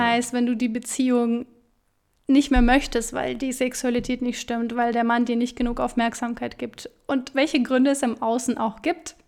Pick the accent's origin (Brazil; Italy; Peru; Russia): Russia; Siberia; moved away; Ich bin in Sibirien geboren, in mhm. Russland